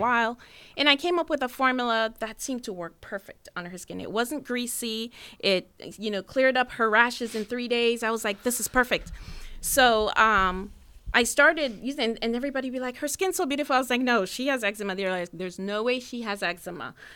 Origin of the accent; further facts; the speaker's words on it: Jamaica; now in United States; I'm from Jamaica